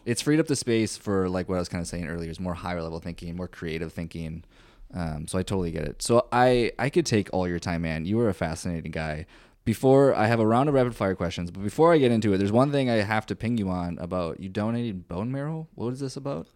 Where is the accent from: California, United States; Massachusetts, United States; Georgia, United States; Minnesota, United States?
Minnesota, United States; now in Austin, United States; I'm from Minnesota